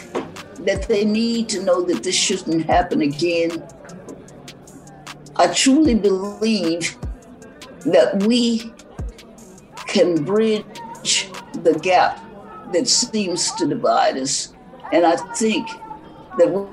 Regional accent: Marshall, Texas, United States; also born or lived in Fort Worth, Texas; born in Marshall, Texas, and that was where I first attended Juneteenth festivals

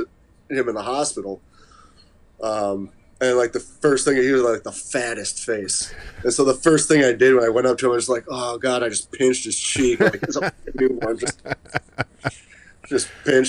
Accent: Clinton Township, Michigan, United States; also born or lived in Warren, Michigan; I was born in Clinton Township. Well, I was born in Warren, but lived in Clinton Township when I was a kid

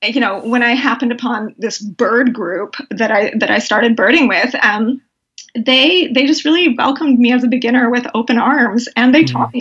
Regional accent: Canada; I'm Canadian

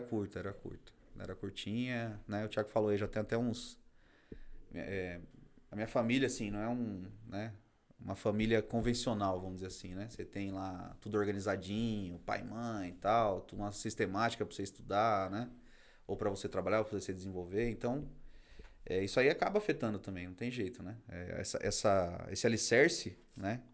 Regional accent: Carapicuíba, São Paulo, Brazil; also born or lived in Barueri; Eu sou da região aqui, na verdade, eu nasci em Barueri, mas cresci minha vida inteira em Carapicuíba

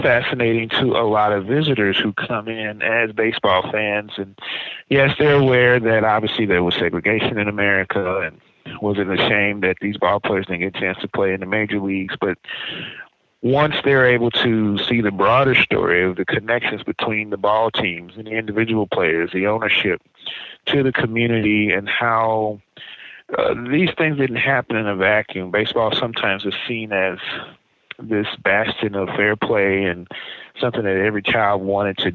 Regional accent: St. Louis, Missouri, United States; now in Kansas City, United States; I grew up in St. Louis where we were taught baseball pretty early on.

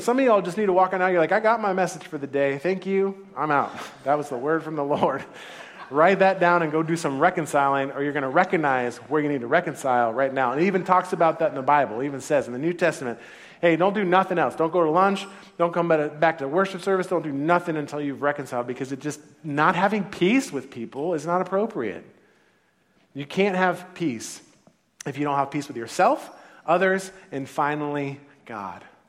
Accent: Santa Clara, California, United States; first language English; I was born in the United States of America. I was born in Santa Clara, actually, in, in California

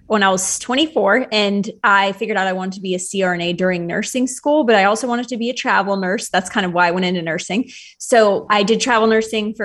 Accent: Charlottesville, Virginia, United States; moved away as an adult; now in Charleston, United States; I'm originally from Charlottesville, Virginia

